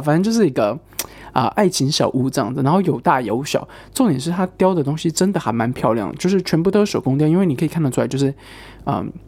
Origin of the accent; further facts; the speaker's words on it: Taiwan; now in United Kingdom; 我是台湾人，然后我室友是中国人，我说他从中国来这样，我说我从台湾来